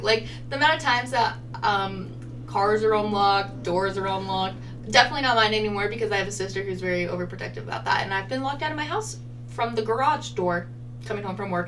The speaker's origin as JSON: {"language": "English", "town": "Idaho Falls", "region": "Idaho", "country": "United States", "tie": "born or raised there", "said": "I was like 10 years old going to Seattle, which was probably traumatizing in parts because I came from Idaho Falls, Idaho"}